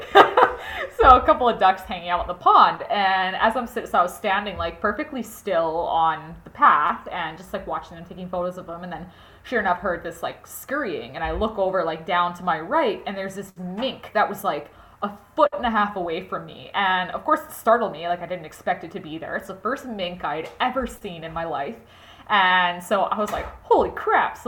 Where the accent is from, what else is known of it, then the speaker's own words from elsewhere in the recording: Edmonton, Alberta, Canada; I was born and raised in Edmonton, Alberta